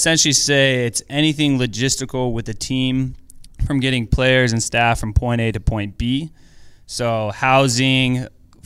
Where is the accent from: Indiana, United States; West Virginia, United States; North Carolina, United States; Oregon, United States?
Oregon, United States; Portland; moved away as an adult; now in Los Angeles, United States; Born and raised in Portland.